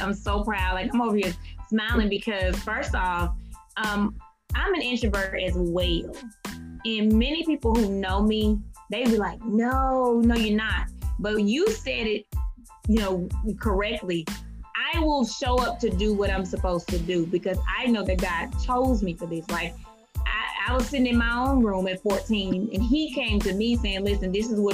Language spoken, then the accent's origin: English; Mississippi, United States; moved away; also born or lived in Georgia; I'm from Mississippi, but I lived in Georgia at the time.